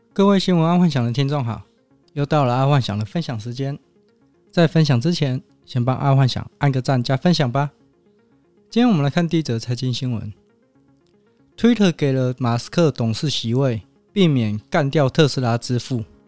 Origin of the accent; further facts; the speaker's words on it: Taiwan; 身为台湾人